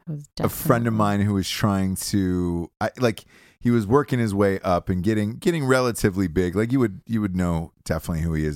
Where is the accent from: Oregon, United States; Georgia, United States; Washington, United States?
Georgia, United States; And especially, I'm from Georgia, so it was like, right, all right, cool.